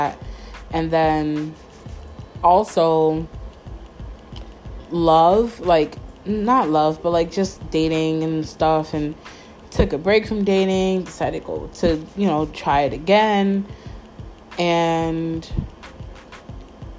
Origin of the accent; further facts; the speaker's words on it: Mount Vernon, New York, United States; moved away as an adult; I haven't lived in New York City or like in my hometown of Mount Vernon for 6 years.